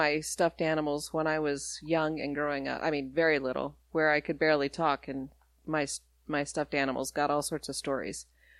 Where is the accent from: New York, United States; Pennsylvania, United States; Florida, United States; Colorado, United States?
Colorado, United States; Colorado Springs; born there; also born or lived in Denver, Colorado / Alabama; where I was born was Colorado Springs at the Air Force Base. And then I moved to Denver, Colorado, where my brother was born, and then learned to talk in Alabama